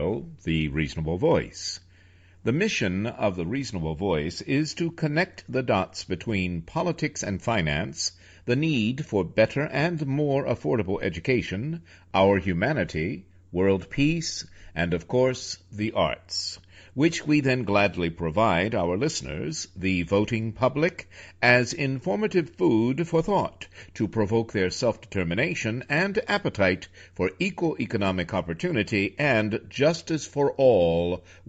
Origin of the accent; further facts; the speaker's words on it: New York, United States; also born or lived in Virginia; I'm from New York and I still have a place in New York and, of course, in Virginia as well